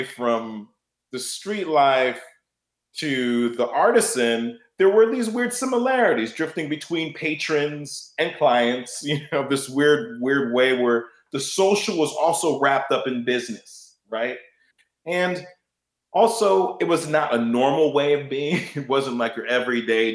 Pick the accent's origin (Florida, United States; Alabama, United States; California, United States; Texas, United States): California, United States; Bay Area; moved away as an adult; also born or lived in Chicago; growing up in the Bay Area